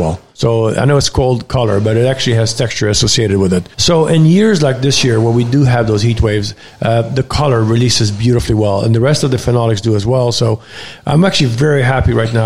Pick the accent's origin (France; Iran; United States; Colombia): France; moved away; us growing up in France